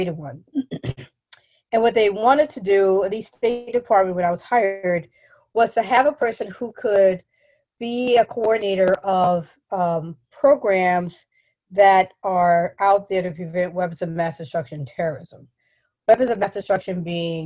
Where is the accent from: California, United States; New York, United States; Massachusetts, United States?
New York, United States; New York City; moved away; I'm from New York, from the Bronx, New York